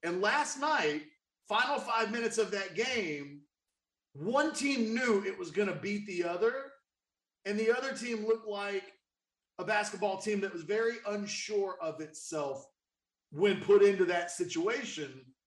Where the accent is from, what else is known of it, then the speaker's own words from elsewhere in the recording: Austin, Texas, United States; moved away as an adult; also born or lived in Waco, Texas; from the age of me being born until I was 10, I lived in Waco. Mm-hmm. And then from 10 on, up until the last year, I've lived in Austin